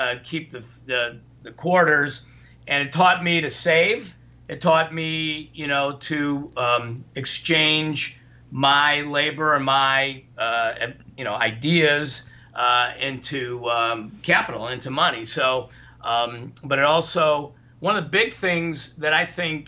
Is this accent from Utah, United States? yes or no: no; Highland Park, Illinois, United States; also born or lived in Indianapolis; we grew up in Ravinia back then, I mean, I was, you know, born in 55